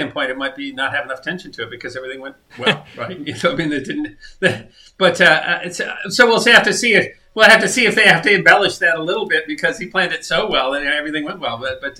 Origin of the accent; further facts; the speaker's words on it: South Dakota, United States; I grew up in South Dakota